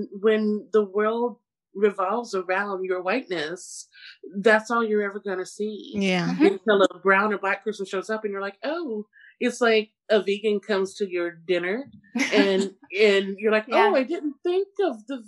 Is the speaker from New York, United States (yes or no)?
no; Seattle, Washington, United States; I grew up in Seattle, you know, in the early 90s